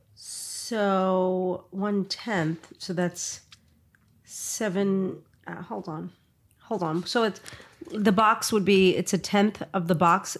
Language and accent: English; New York City, New York, United States; moved away; I came from Brooklyn, too.